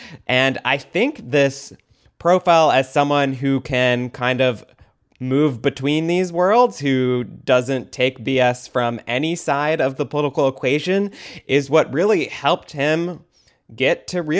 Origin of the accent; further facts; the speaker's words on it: Michigan, United States; now in Georgia, United States; Governor Gretchen Whitmer of Michigan, my home state governor